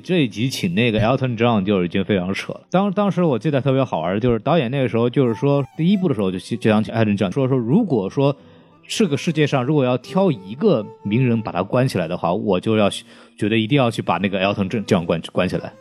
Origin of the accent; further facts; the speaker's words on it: China; 我们中国人